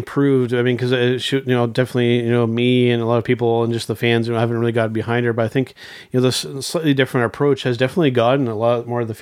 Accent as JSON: {"language": "English", "country": "Canada", "said": "being a Canadian wrestling fan"}